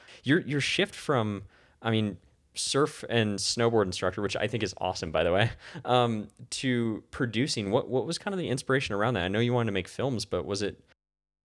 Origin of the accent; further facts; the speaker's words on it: Santa Cruz, California, United States; moved away; also born or lived in Santa Barbara; I'm originally from Santa Cruz